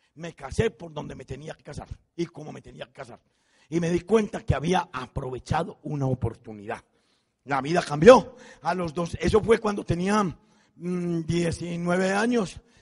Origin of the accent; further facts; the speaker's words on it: Envigado, Antioquia, Colombia; moved away; yo me fui con eso para mi pueblo, para Envigado